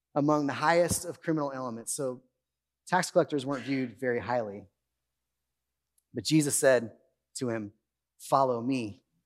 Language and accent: English; Bakersfield, California, United States; I grew up in Bakersfield. I grew up in Oildale.